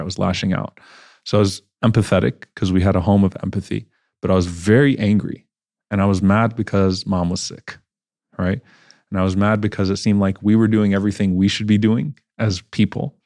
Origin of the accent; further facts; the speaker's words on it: New Orleans, Louisiana, United States; also born or lived in Baton Rouge, Louisiana; now in Dallas, United States; So I was born and raised in New Orleans, Louisiana, um, where there weren't many Muslims